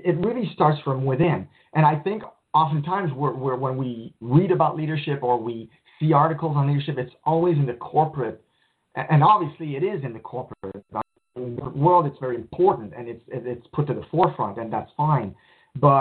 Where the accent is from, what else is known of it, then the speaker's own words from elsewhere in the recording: Montreal, Quebec, Canada; I grew up poor in Montreal